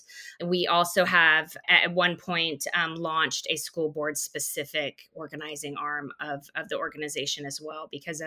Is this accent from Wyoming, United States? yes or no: yes; Wyoming, United States; moved away as an adult; also born or lived in South Dakota / Chico, California; now in Austin, United States; I grew up in Wyoming, right? Deep in Republican country